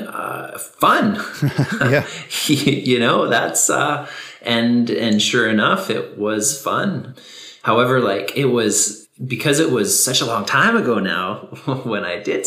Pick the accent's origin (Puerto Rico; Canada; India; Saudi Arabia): Canada; near Vancouver, British Columbia; I grew up in BC, close to Vancouver, in the suburb